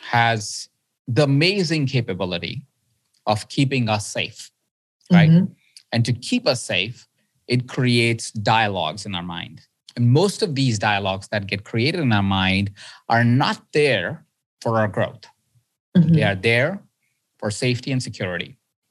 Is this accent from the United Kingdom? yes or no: no; India; I was born in India. I grew up in India